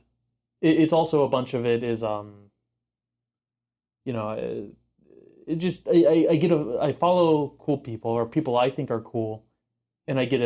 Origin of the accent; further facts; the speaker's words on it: Houston, Texas, United States; I grew up rooting for the Rockets and the Astros because I grew up in Houston